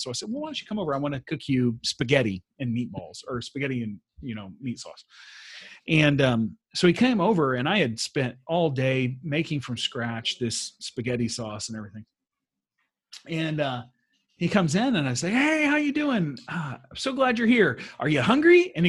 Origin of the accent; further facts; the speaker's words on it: the South, United States; now in Sweden; Like, as a Southerner, I grew up opening the doors for my mom and other females. And you don't do that in Sweden.